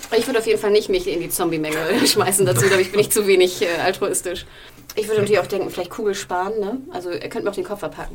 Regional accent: Hamburg, Germany; meiner Heimatstadt Hamburg

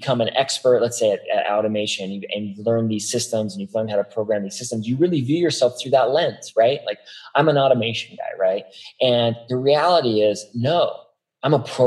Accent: Las Vegas, Nevada, United States; I'm from Las Vegas

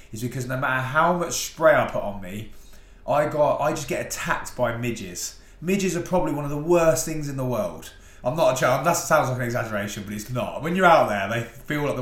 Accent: Rushden, East Midlands, United Kingdom; I'm from Rushden in Northamptonshire

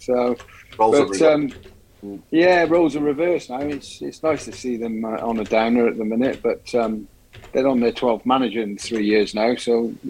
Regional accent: Cardiff, Wales, United Kingdom; moved away; also born or lived in Droitwich; I'm a Cardiff boy

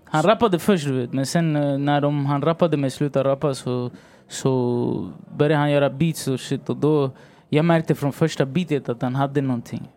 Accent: Stockholm, Stockholm County, Sweden; also born or lived in Valparaíso, Chile; jag är chilenare, jag bor i Sverige och jag är från Rinkeby

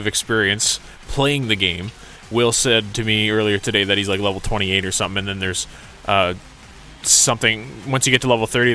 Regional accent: Canada; I'm a Canadian

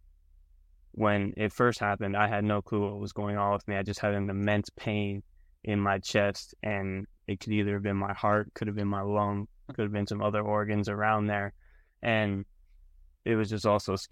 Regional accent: Canada; moved away as an adult; now in Arkansas, United States; I am from Canada

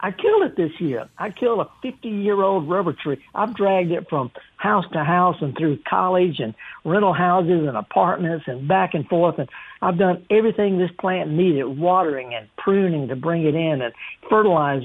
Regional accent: the South, United States; I'm just from the South

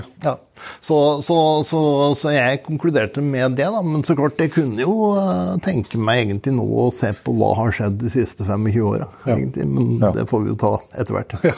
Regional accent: Tynset, Innlandet, Norway; moved away; Jeg er opprinnelig fra Tynset.

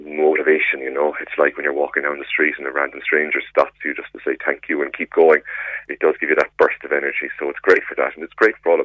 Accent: Cork, Munster, Ireland; now in Carrigaline, Ireland; I grew up in Rochestown. I moved to Carrigaline

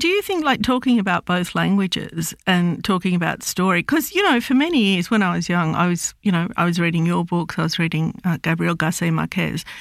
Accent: Australia; I'm Lebanese Australian. Um, I was born in Australia, but my m-, parents came out, I think it was in the fifties.

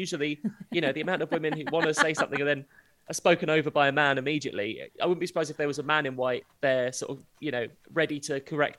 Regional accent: United Kingdom; So this is what I love is it's in the Quantox, which being British already sounds like a swear word.

